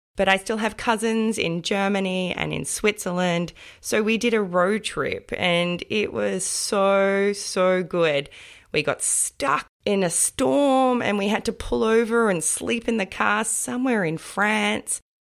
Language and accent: English; Australia; I was born and raised in Australia